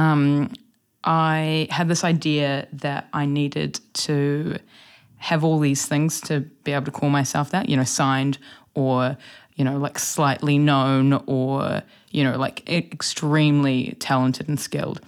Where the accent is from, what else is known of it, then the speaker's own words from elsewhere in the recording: Wellington, New Zealand; I grew up here in Wellington, um, along the Lal Bay Coast